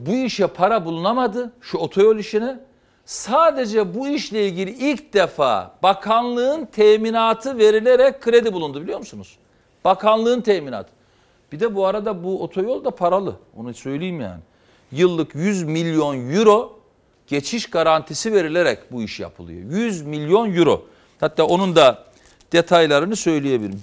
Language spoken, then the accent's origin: Turkish; Trabzon, Turkey; born or raised there; now in Istanbul, Turkey